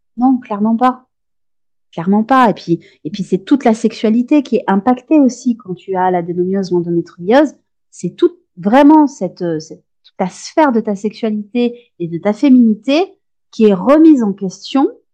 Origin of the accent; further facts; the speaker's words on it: France; chez nous en France